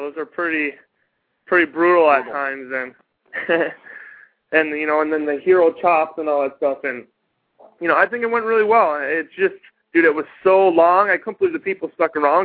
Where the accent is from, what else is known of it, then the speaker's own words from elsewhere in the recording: Minnesota, United States; moved away; I'm from Minnesota originally